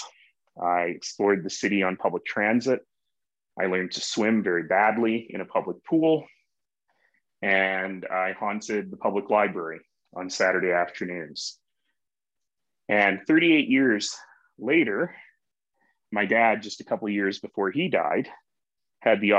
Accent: Calgary, Alberta, Canada; also born or lived in Toronto; when I grew up in Northeast Calgary

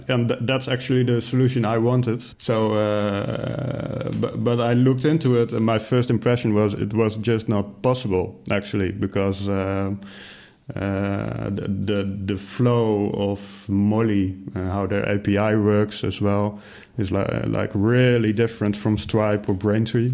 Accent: Netherlands; I'm from the Netherlands

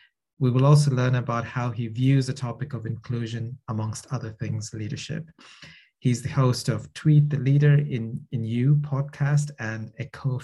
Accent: Canada; I'm actually from Canada.

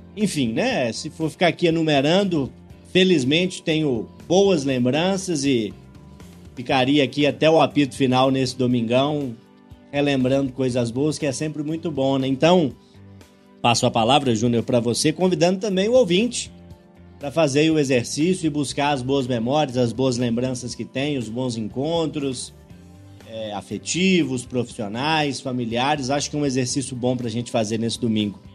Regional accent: Urucânia, Minas Gerais, Brazil; moved away; visito sempre Cardosos, distrito de Urucânia, onde nasci. E embora as coisas tenham mudado da década de 90 para cá, consigo imaginar direitinho o campinho onde eu brincava de futebol, a escola onde eu estudei os meus primeiros

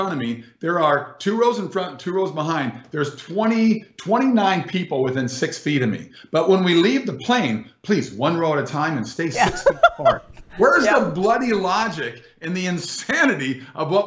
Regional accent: California, United States; moved away as an adult; now in Florida, United States; I'm from California. We left 2.5 years ago

